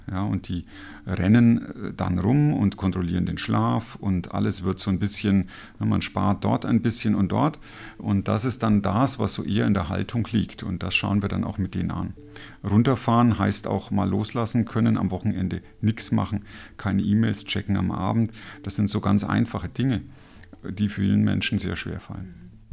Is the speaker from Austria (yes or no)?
no; Germany; Als Deutscher